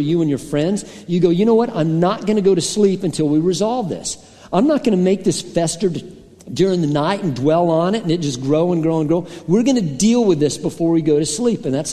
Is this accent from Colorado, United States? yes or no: yes; Colorado, United States; a lot of my friends growing up in Colorado were rock climbers